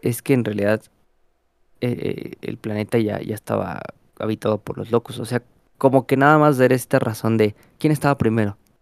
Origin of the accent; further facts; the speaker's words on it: Mexico; como mexicanos